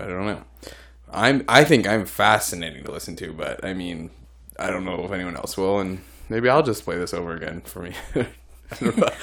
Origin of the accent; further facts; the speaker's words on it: Illinois, United States; I'm from Illinois